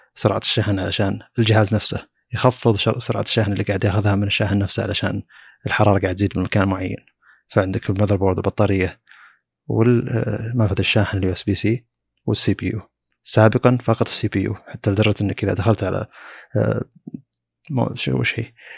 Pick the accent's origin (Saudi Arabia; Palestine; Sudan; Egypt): Saudi Arabia; عندنا في السعوديه